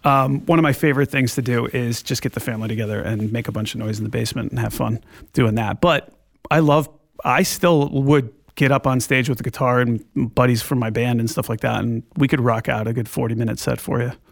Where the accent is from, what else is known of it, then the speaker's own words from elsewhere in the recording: Glastonbury, Connecticut, United States; I grew up in Glastonbury, Connecticut